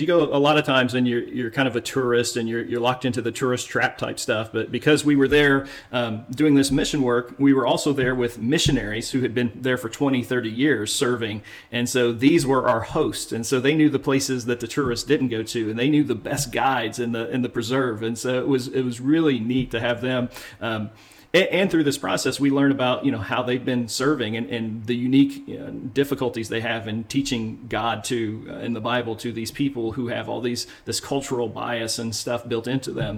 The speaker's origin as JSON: {"language": "English", "country": "United States", "said": "Being an American"}